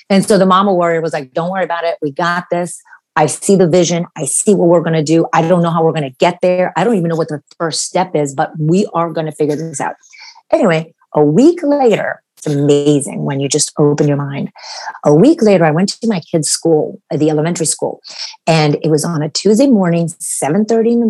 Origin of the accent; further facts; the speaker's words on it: Romania; moved away; actually I'm from Romania and my family immigrated here in 1984 so we escaped communism